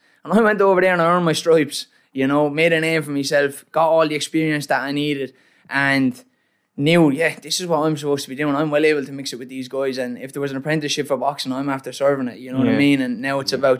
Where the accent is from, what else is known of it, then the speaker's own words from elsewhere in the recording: Waterford, Munster, Ireland; I'm from Waterford.